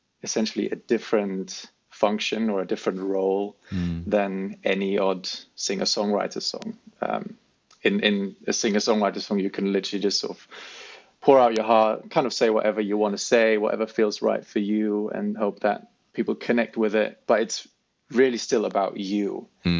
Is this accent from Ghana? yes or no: no; Germany; moved away as an adult; also born or lived in South Africa / London; now in United Kingdom; I grew up in Germany